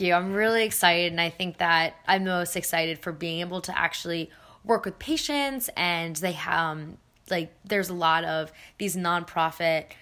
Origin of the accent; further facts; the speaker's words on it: Philadelphia, Pennsylvania, United States; also born or lived in New Zealand / India; I was born in New Zealand. Um, I grew up in Philadelphia, and my parents are originally from India. So, but I've been here since I was about uh, four.